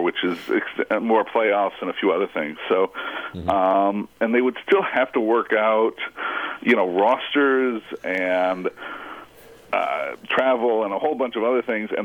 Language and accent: English; Phoenix, Arizona, United States; I'm from Phoenix, Arizona